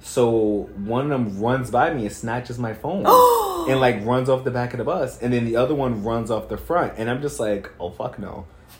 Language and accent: English; New York City, New York, United States; I grew up in Brooklyn.